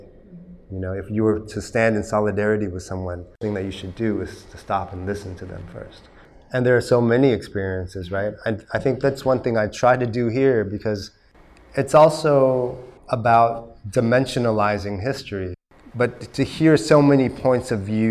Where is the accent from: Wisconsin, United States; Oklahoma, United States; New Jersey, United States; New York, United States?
Oklahoma, United States; moved away as an adult; also born or lived in Texas / California; now in Vietnam; I grew up in Oklahoma and Texas